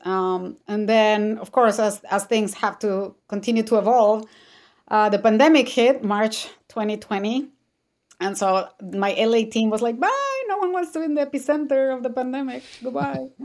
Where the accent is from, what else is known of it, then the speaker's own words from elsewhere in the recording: Mexico City, Mexico; moved away; I'm originally from Mexico City